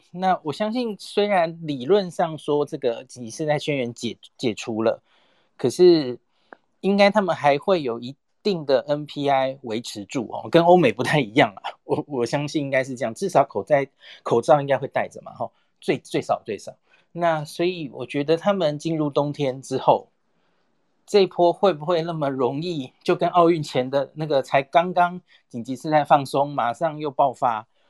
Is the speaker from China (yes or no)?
no; Taiwan; 我们台湾人